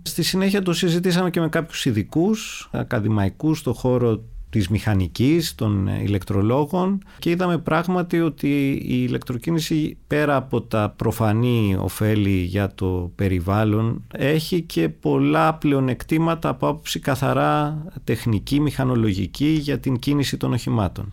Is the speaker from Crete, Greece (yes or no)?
no; Athens, Attica, Greece; είμαι γέννημα θρεμαθηναίος όπως λέμε. Γεννήθηκα στους αμπελοκήπους, ε, μεγάλωσα στην Αθήνα